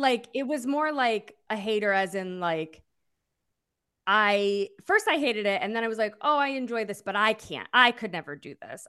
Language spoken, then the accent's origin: English; Massachusetts, United States; also born or lived in Springfield, Massachusetts; now in New York, United States; I'm from Massachusetts